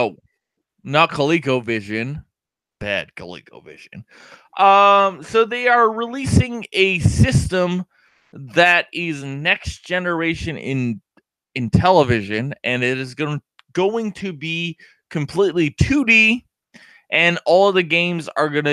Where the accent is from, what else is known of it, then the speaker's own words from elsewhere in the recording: Canada; We are Canadian